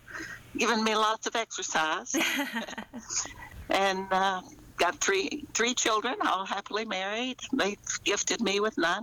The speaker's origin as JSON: {"language": "English", "region": "Kentucky", "country": "United States", "tie": "born or raised there", "said": "I grew up here in Kentucky"}